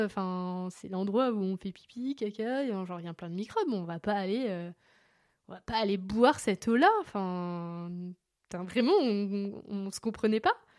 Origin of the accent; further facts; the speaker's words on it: France; chez nous en France